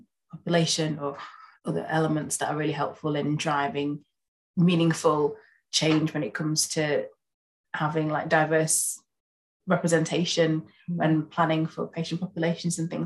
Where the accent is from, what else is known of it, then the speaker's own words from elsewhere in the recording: Yorkshire and the Humber, United Kingdom; moved away as an adult; now in West Yorkshire, United Kingdom; we are British Ghanaian. And we grew up in Yorkshire, in East Yorkshire. We both kind of reside in West Yorkshire now.